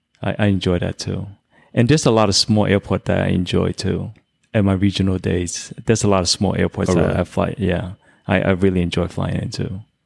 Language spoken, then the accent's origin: English; New York, United States; Being I'm from New York, that also added some points for sure.